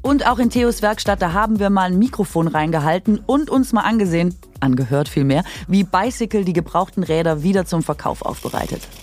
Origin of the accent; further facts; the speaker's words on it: Swabia, Germany; ich bin Schwäbin